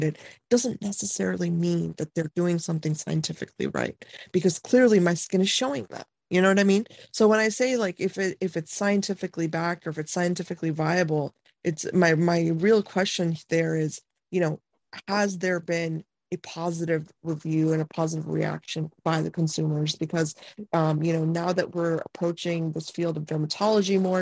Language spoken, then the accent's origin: English; India; moved away; I'm from India